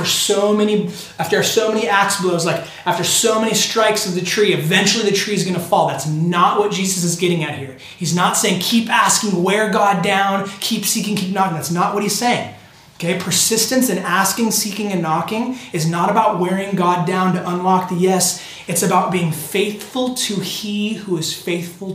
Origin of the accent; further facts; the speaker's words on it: Temecula, California, United States; also born or lived in San Diego, California; we grew up in the Temecula Valley